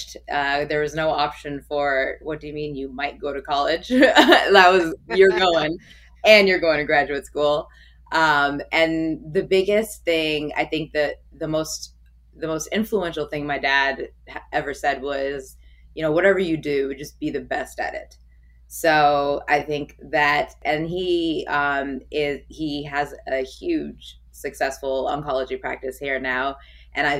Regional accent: United States; also born or lived in India (heritage); You know, I'm Indian and I am American.

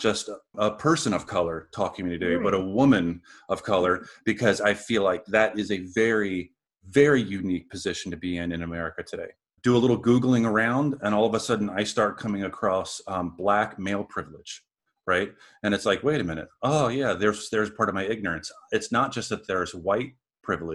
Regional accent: Southern Maryland and Virginia, United States; I was raised in the South

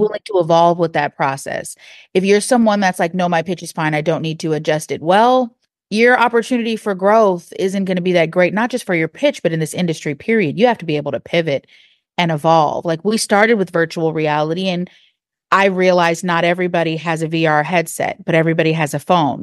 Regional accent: Seattle, Washington, United States; also born or lived in Texas; now in Atlanta, United States; I'm not from Atlanta originally. I'm from a part of Seattle, Washington, and in the Central District where I was raised

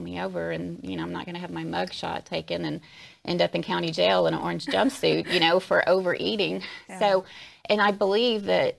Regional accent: Alabama, United States; I was born and raised in Alabama, so coming from the Deep South

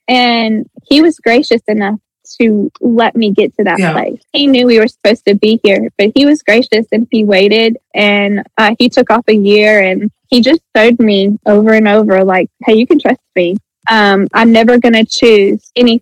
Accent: North Carolina, United States; moved away as an adult; also born or lived in Kalamazoo, Michigan; now in Tennessee, United States; I'm from North Carolina

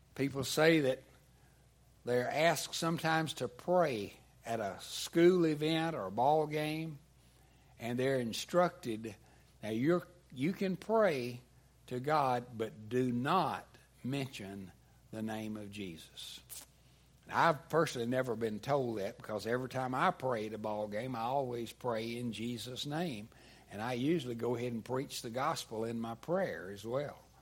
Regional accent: United States; as comfortable American Christians

